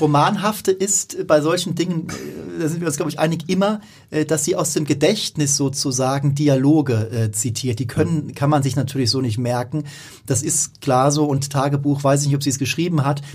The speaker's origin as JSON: {"language": "German", "region": "Baden-Württemberg", "country": "Germany", "said": "kommen wir ja auch aus der Gegend, aus der äh, Boris Becker und Steffi Graf äh, stammen"}